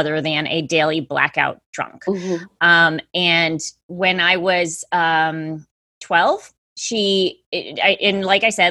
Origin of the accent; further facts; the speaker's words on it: Middletown, Connecticut, United States; I'm from Middletown, Connecticut